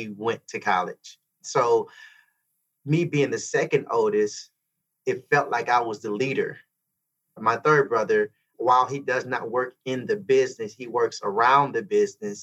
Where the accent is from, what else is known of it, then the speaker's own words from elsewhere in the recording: Flint, Michigan, United States; We grew up in Flint.